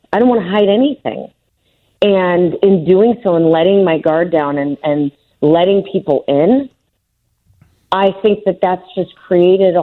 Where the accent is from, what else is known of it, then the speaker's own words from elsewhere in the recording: Chicago, Illinois, United States; I was born and raised in the John Hancock. I lived on the 45th floor.